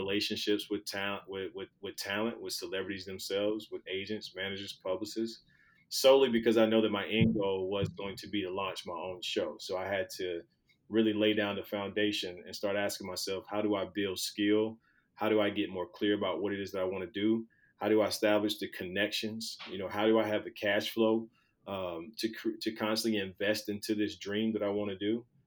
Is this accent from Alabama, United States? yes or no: yes; Skipperville, Alabama, United States; moved away; growing up in Alabama, in Skipperville, Alabama, with a population of about 600 people